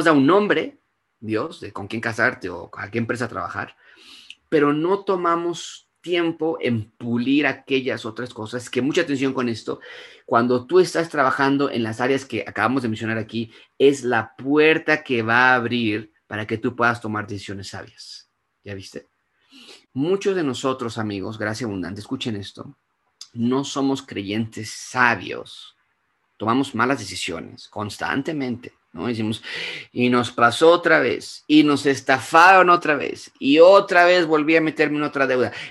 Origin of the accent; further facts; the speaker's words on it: Mexico; No, yo soy mexicana, a mí que a mí que me la hagan y van a ver cómo les va, ¿no?